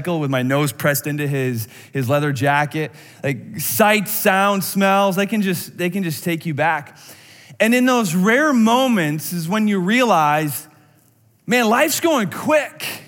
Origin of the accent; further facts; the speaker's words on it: outside of Madison, Wisconsin, United States; I grew up outside of Madison, Wisconsin